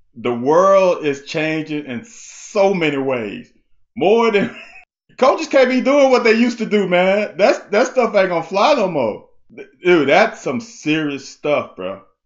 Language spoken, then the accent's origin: English; Baton Rouge, Louisiana, United States; also born or lived in Mississippi; I was born in Mississippi. And after I was born, I think I was a couple years old, and my parents moved down to Baton Rouge